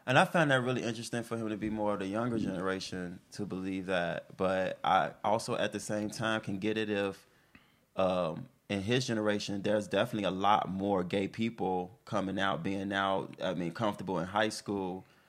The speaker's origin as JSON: {"language": "English", "town": "Chicago", "region": "Illinois", "country": "United States", "said": "I'm from Chicago"}